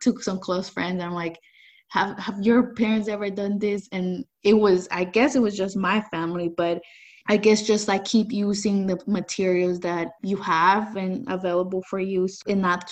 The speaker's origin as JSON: {"language": "English", "town": "San Francisco", "region": "California", "country": "United States", "tie": "born or raised there", "also_born_or_lived": "El Salvador", "said": "I came to the U.S. when I was 9 years old. I came to San Francisco"}